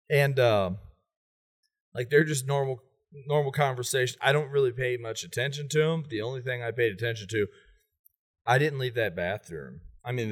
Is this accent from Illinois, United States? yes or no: yes; Fairview Heights, Illinois, United States; and I'm from Fairview Heights, I leave Fairview and I, am like, man, my stomach is killing me.